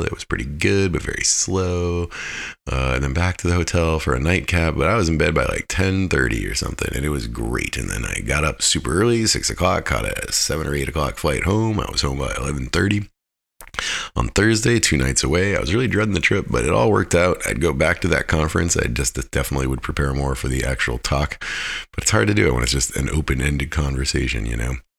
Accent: Fairbanks, Alaska, United States; I'm from Fairbanks

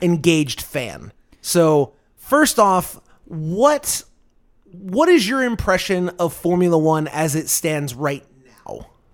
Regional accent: United States; We were both born and raised here in the United States.

